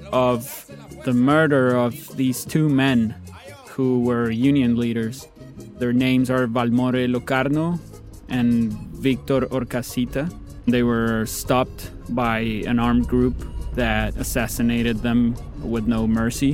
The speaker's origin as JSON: {"language": "English", "country": "Colombia", "tie": "born or raised there", "said": "I grew up in Colombia."}